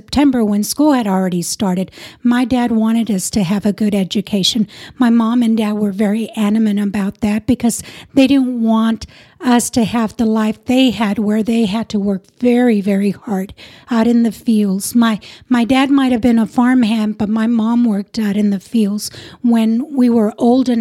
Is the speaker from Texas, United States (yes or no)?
yes; Hereford, Texas, United States; also born or lived in Crystal City, Texas / Eagle Pass, Texas / Piedras Negras, Mexico / Amarillo, Texas; So we lived in Hereford, but not in the city of Hereford, but like Frio and out in the rural communities outside of Hereford for many years.